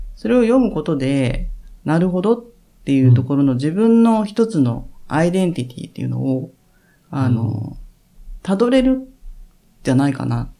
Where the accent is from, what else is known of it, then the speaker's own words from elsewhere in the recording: Japan; でも日本人なんですよ